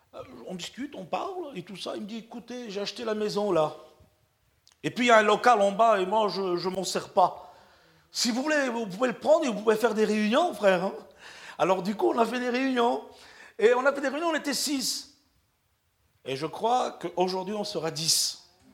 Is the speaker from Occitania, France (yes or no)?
yes; Perpignan, Occitania, France; moved away; Je suis un Catalan de Perpignan. Ok? Je suis Catalan de Perpignan. Communauté gitane